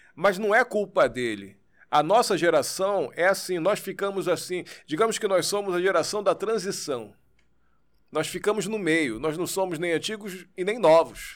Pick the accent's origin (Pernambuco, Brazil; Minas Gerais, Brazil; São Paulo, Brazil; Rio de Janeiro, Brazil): Rio de Janeiro, Brazil; Niterói; Eu nasci ali? aqui no Rio, mas eu, eu sou de Niterói. Fui, fui morar em Niterói muito pequenininho.